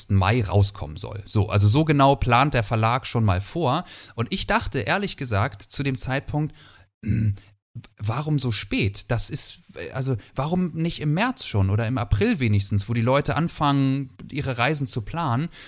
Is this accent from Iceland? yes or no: no; Kiel, Schleswig-Holstein, Germany; Also ähm, ich bin in Kiel groß geworden, habe niemals woanders gelebt.